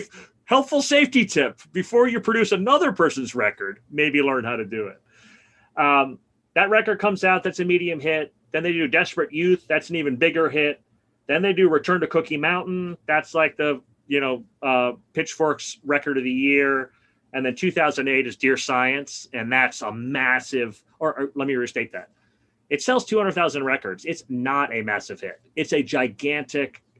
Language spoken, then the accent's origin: English; New York City, New York, United States; moved away as an adult; I grew up in Brooklyn. I basically left in 1987 when I went to college